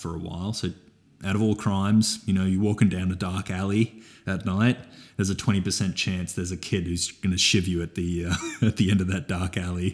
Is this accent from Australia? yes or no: yes; Toowoomba, Queensland, Australia; I am from Toowoomba